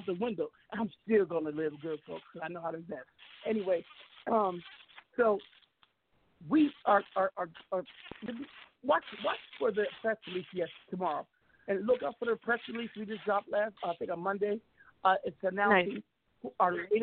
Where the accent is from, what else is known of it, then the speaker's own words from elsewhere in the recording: Seattle, Washington, United States; I'm not from the Bay. I'm from Seattle